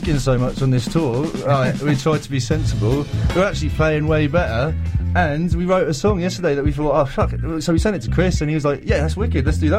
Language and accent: English; Andover, South East England, United Kingdom; now in Hamilton, New Zealand; Southern England, I am.